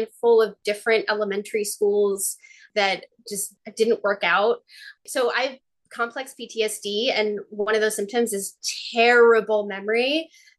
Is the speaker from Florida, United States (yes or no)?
no; near Boston, Massachusetts, United States; I grew up near Boston